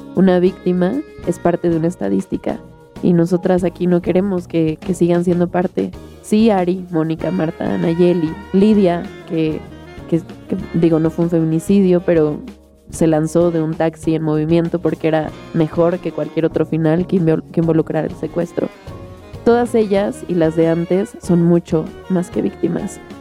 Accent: Mexico; soy una mujer mexicana de 25 años

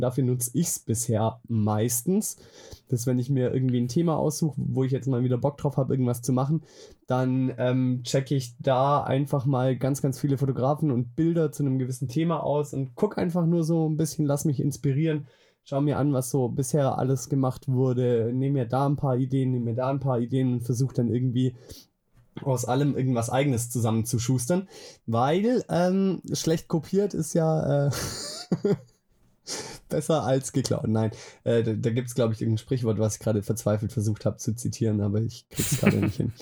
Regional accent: Swabia, Baden-Württemberg, Germany; now in Bavaria, Germany; ursprünglich komme ich aus dem Schwabeländle. Ah, aus dem Schwabeländle, ah. aus Diebinger

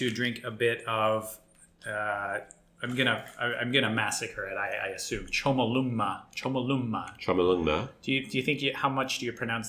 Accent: Australia; Maybe our listeners don't know, but I grew up in Australia.

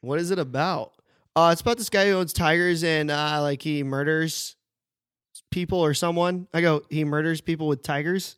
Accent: United States; moved away; also born or lived in Sydney, Australia; we, we're all American, but never met in America, any of us

